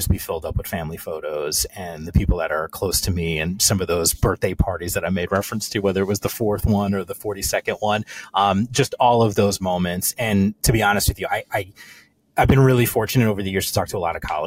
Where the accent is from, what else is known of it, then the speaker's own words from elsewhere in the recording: United States; also born or lived in New York / New Jersey; now in West Coast, United States; I'm an East Coast transplant on the West Coast. So I grew up in New Jersey and New York